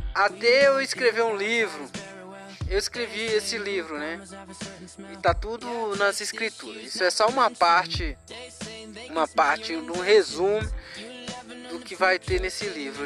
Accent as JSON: {"language": "Portuguese", "town": "Rio Pretinho", "country": "Brazil", "tie": "born or raised there", "said": "umas partes da minha infância, eu morava em Rio Pretinho"}